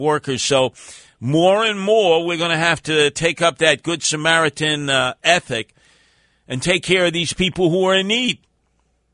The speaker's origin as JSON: {"language": "English", "town": "New York City", "region": "New York", "country": "United States", "tie": "born or raised there", "said": "living in the house that I grew up with in Canarsie"}